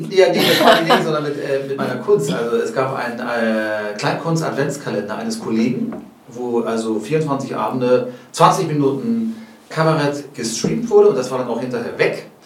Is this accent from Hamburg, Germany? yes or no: yes; Hamburg, Germany; aber ich bin aufgewachsen in Billstedt.